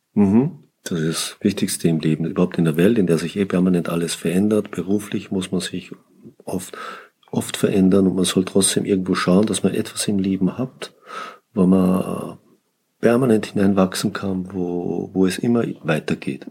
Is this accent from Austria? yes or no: yes; Austria; ich komme ja aus Österreich, aus den Bergen